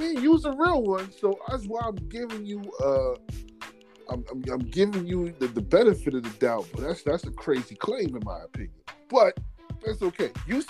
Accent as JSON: {"language": "English", "region": "New York", "country": "United States", "said": "I'm from New York."}